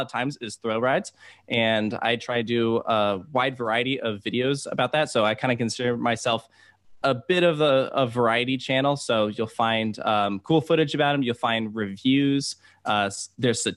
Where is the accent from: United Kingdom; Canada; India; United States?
United States; Virginia; I grew up in Virginia